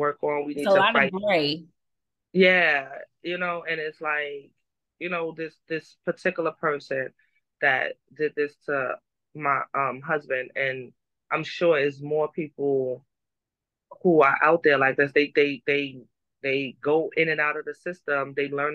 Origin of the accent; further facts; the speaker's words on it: New York City, New York, United States; We're from Harlem